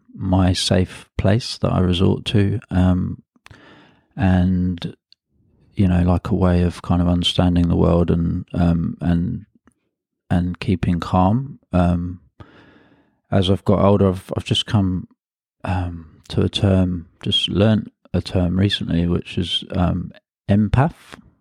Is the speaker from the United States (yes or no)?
no; London, United Kingdom; I'm originally from London, um, and I grew up in a part of London called Hackney, uh, which is in the northeast of London